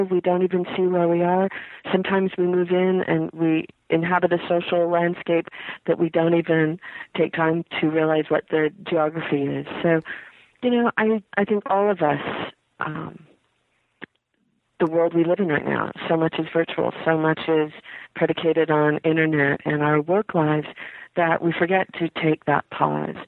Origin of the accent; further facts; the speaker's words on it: Utah, United States; I come from Utah, 5-6 generations, Mormon pioneers